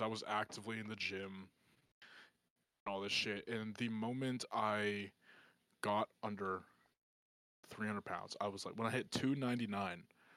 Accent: Pittsburgh, Pennsylvania, United States; also born or lived in Hershey, Pennsylvania; my middle school and elementary school before I moved from Hershey to Pittsburgh

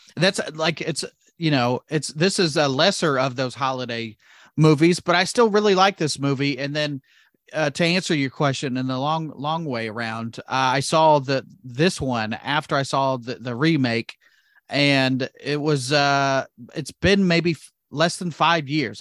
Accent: Indiana, United States; we're both from Indiana, live in Indiana

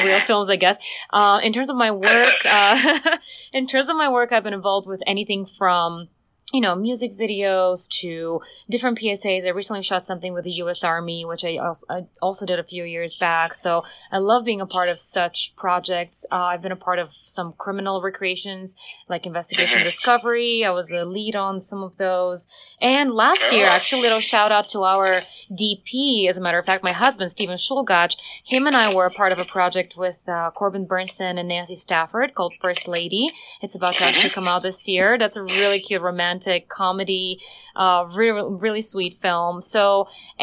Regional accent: Bulgaria; moved away as an adult; now in Los Angeles, United States; I come as well from Eastern Europe, yes, from Bulgaria

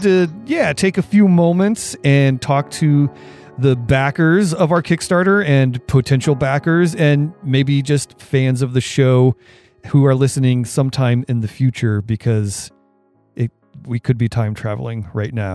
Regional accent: Portage County, Ohio, United States; growing up where I grew up in Ohio in Portage County

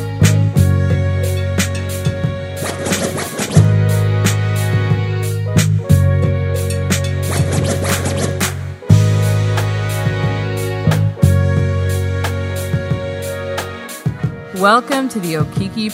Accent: Nigeria; I'm Nigerian

